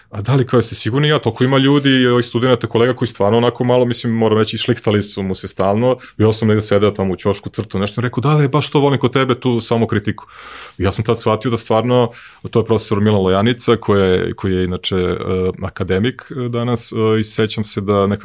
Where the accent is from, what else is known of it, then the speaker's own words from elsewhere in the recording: Serbia; ja sam poslednji Srbin koji je otkrio Netflix i HBO